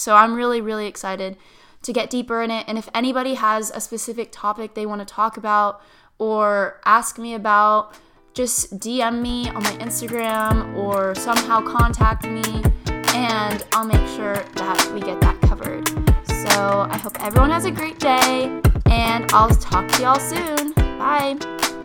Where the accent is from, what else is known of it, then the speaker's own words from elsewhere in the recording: Tampa, Florida, United States; also born or lived in Stuart, Florida; My hometown is Tampa, Florida